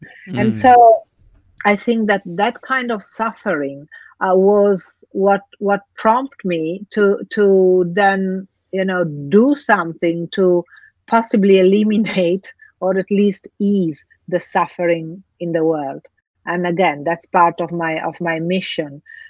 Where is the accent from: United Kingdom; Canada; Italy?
Italy; also born or lived in Africa; Actually, I grew up between Africa and Italy. So two different, completely different cultures, completely different environments.